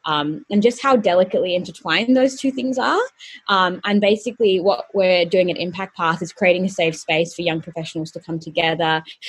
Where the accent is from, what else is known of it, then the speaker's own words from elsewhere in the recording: Colombo, Western Province, Sri Lanka; also born or lived in Bahrain; So basically, I am Sri Lankan by nationality, and I was born in Colombo, and then at the age of 3 months, flew back to where my parents were living in Bahrain in the Middle East.